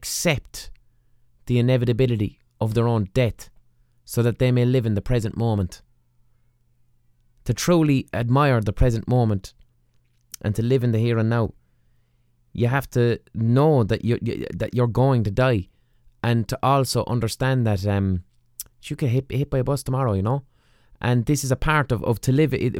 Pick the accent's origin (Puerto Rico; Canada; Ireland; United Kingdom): Ireland; us as Westerners, as Irish people